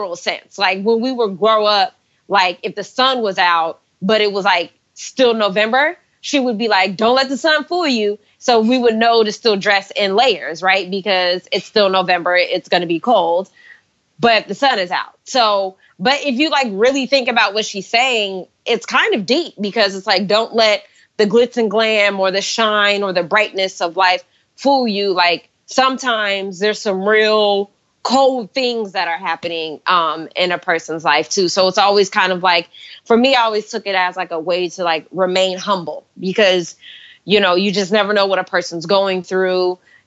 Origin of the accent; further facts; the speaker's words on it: Stockton, California, United States; I grew up in Stockton, California.